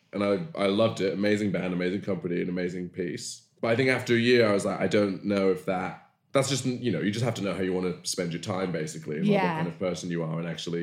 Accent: Bristol, South West England, United Kingdom; accent: West Country; I grew up in Bristol, as you can tell from West Country accent

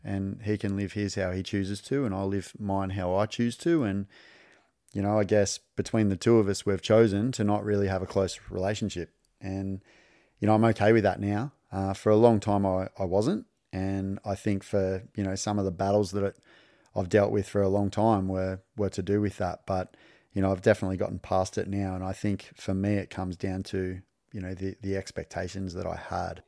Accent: country Victoria, Australia; also born or lived in Darwin, Northern Territory, Australia; I was born in Darwin and we moved south down to country Victoria. And so I grew up without my dad

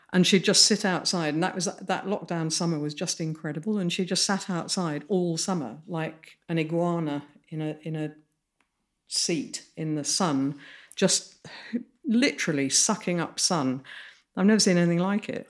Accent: Midlands, United Kingdom; grew up in the Midlands and, and in a s, lovely Georgian town.

